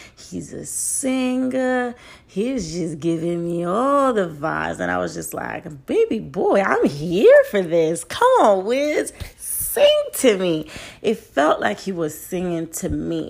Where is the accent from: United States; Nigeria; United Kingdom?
Nigeria; I'm a Nigerian